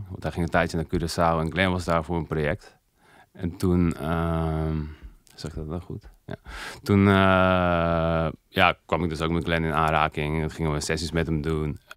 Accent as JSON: {"language": "Dutch", "region": "Overijssel", "country": "Netherlands", "tie": "born or raised there", "said": "Dit is een uh, eh, in de buurt van Zwolle."}